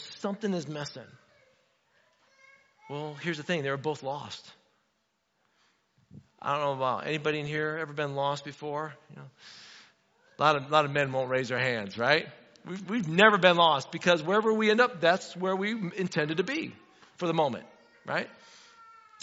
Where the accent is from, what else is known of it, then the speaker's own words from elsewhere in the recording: Indiana, United States; moved away; I'm from Indiana